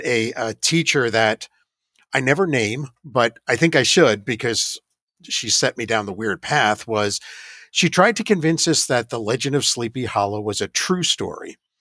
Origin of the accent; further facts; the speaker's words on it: New York, United States; moved away as an adult; also born or lived in Georgia / Ohio; I grew up in New York next to what I thought was the Crybaby Bridge